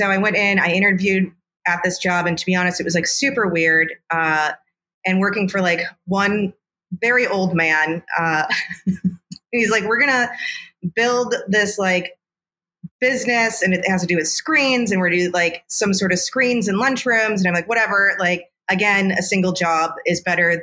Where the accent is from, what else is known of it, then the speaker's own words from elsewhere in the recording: Chicago, Illinois, United States; I'm a native Chicagoan. I grew up in the suburbs, and now I'm on the south side